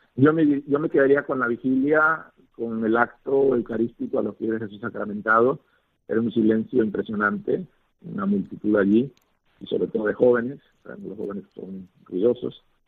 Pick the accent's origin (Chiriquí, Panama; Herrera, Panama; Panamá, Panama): Chiriquí, Panama; Puerto Armuelles; also born or lived in Valencia, Spain / Zaragoza, Spain / Totonicapán, Guatemala; compartir como panameños una misma experiencia